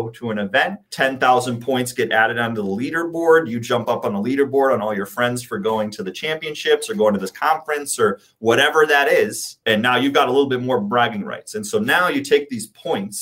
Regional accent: New York, United States; I come from New York and from the East Coast

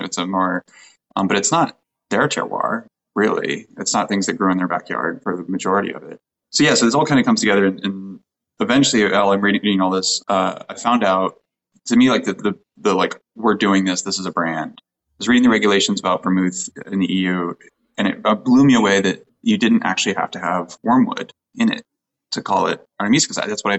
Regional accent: Colorado, United States; moved away as an adult; now in California, United States; I was born here in California. I grew up in Colorado

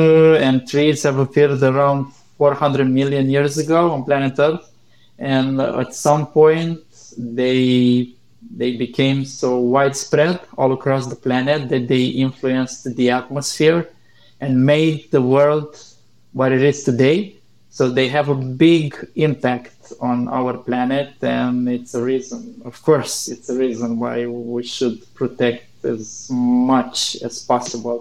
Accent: Romania; my home country

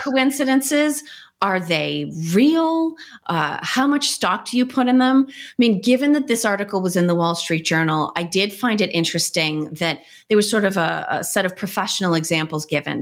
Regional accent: United States; I'm too American

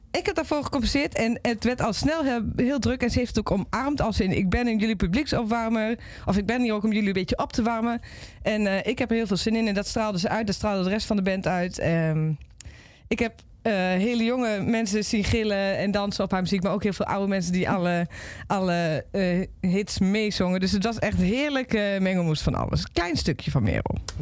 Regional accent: Overijssel, Netherlands; in de regio waar ik vandaan kom

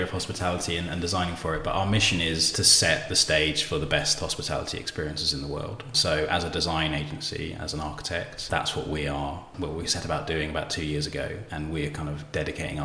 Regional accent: Bournemouth, South West England, United Kingdom; moved away as an adult; also born or lived in Brighton; now in London, United Kingdom; I grew up in Bournemouth, actually, and then moved to Brighton to do my degree in interior architecture

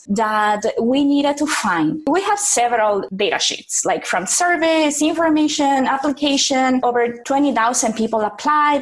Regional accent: Mexico; moved away; also born or lived in South America; I'm from Mexico and I live in a couple of places in South America, like across Latin America

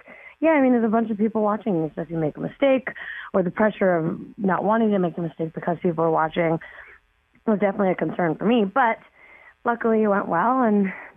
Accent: Toronto, Ontario, Canada; I grew up in Toronto. I lived there.

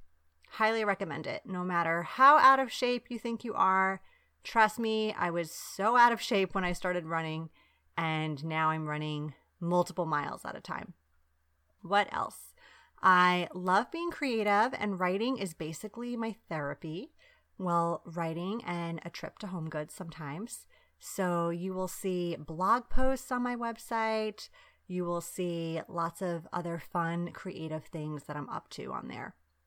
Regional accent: Long Island, New York, United States; also born or lived in Bari, Italy; Besides all of this, I'm Italian American. Yes, I grew up on Long Island in New York, but also in Bari, Italy, where my dad is from and his siblings still live.

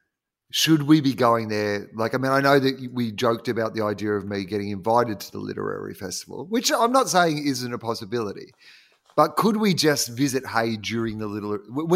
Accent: Hayfield, Minnesota, United States; I'm from Hayfield.

